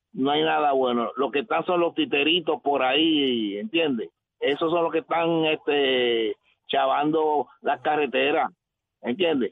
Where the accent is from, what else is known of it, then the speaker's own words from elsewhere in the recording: Carolina, Puerto Rico; Yo soy residente de Carolina desde que nací